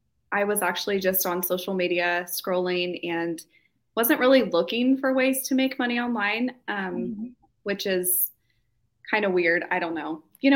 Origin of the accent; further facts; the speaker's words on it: Kansas, United States; Kansas, actually.